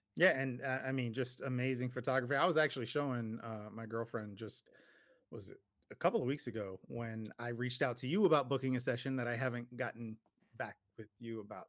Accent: Paterson, New Jersey, United States; moved away; I grew up in Jersey

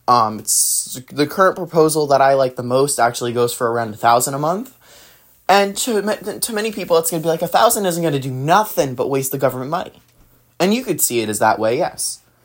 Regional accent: New Jersey, United States; also born or lived in California; I was born and mostly raised in New Jersey.

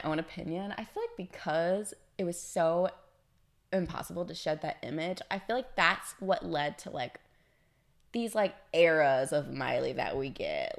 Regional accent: the South, United States; I'm from the South

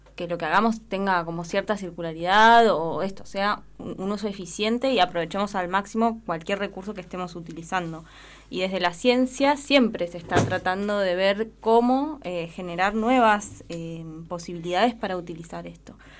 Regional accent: Junín de los Andes, Neuquén, Argentina; moved away as an adult; also born or lived in La Plata; now in Esquel, Argentina; Yo soy oriunda de Junín de los Andes

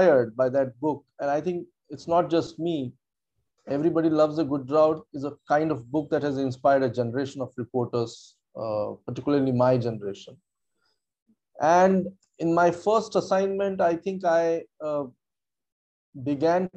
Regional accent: south Vidarbha, Maharashtra, India; also born or lived in Nagpur; I grew up in a small town in south of Vidarbha

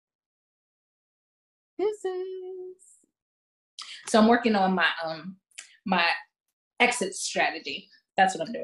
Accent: United States; as an American

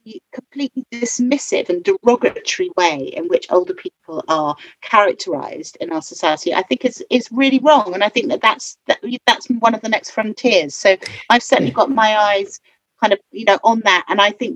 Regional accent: London, United Kingdom; I grew up in Soho, and my stepfather did a lot of counselling of patients

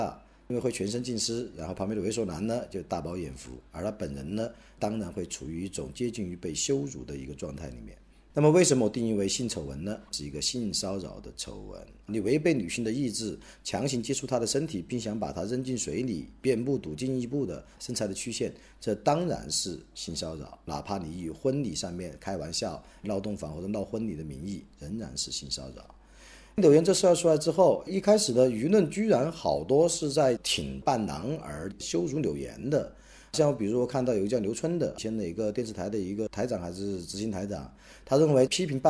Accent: China; 我在我的老家德山，阳光灿烂，春光明媚

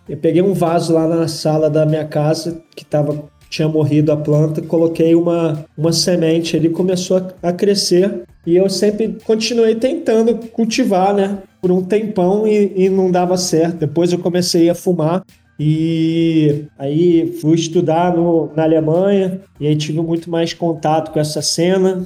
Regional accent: Rio de Janeiro, Brazil; moved away as an adult; now in Germany; eu morava no Rio, né? Ah, eu sou carioca

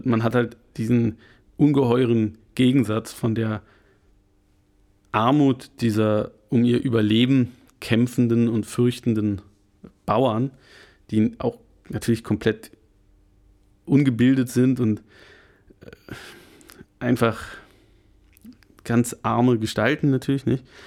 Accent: Germany; bei uns in Deutschland, wo wir halt einen sehr, sehr viel Mittelstand haben

